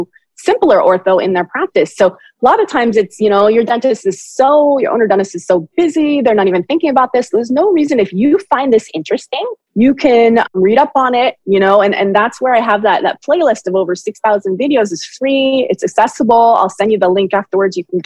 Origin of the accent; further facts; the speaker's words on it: Berkeley, California, United States; I'm from Berkeley